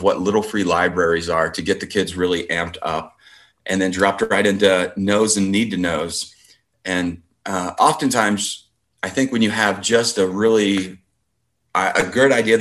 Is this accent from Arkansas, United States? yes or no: no; Columbus, Indiana, United States; I'm born and raised in Columbus, and that's now where I teach